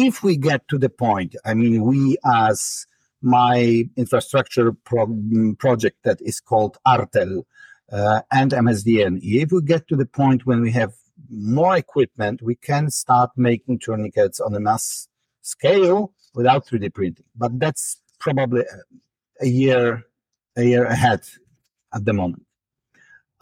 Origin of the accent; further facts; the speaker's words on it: Poland; English is a second language; I was born and raised in Poland at the so-called real socialism era